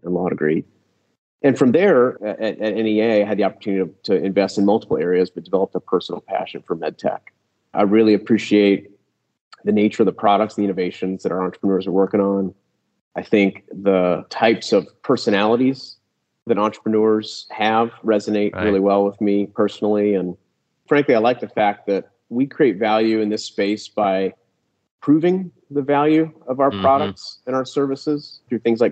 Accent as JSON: {"language": "English", "town": "Columbus", "region": "Ohio", "country": "United States", "tie": "born or raised there", "said": "I grew up in the Midwest in Columbus, Ohio"}